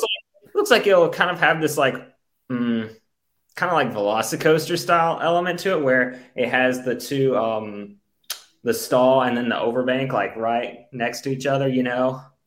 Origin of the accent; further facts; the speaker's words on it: United States; we're American